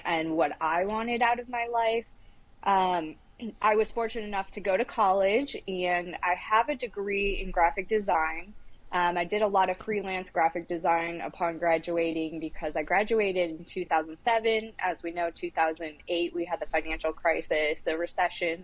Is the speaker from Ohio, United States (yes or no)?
yes; Toledo, Ohio, United States; I grew up in Toledo, Ohio. So I'm a Midwestern girl